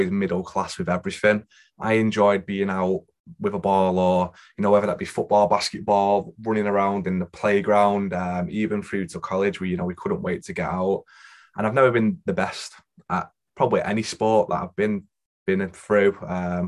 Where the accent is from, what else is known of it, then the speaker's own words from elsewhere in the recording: Manchester, North West England, United Kingdom; I grew up in Wythenshawe, went to Bagley Hall Primary School, through to New Hall Green High School